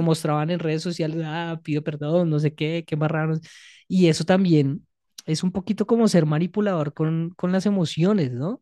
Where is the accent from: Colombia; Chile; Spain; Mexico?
Colombia; nosotros como colombianos y colombianas